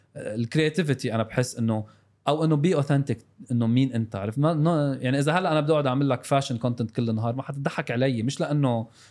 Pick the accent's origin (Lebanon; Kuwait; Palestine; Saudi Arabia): Lebanon; South Lebanon; انا من الجنوب